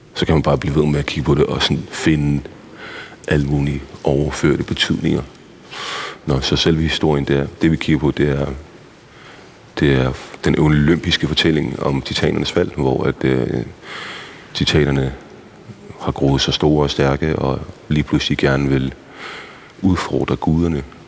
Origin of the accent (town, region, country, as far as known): Copenhagen, Capital Region of Denmark, Denmark; born or raised there; also born or lived in Iraq / Baghdad